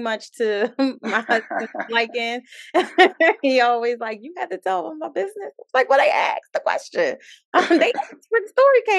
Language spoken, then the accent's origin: English; Philadelphia, Pennsylvania, United States; also born or lived in DMV (Washington D.C. area); now in Washington D.C. area, United States; I'm from Philly, but I live in the DMV